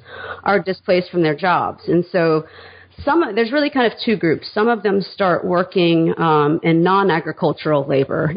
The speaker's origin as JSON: {"language": "English", "town": "Atlanta", "region": "Georgia", "country": "United States", "tie": "born or raised there", "also_born_or_lived": "Hattiesburg, Mississippi / South Carolina", "said": "I grew up mainly in the suburbs of Atlanta and in Atlanta itself"}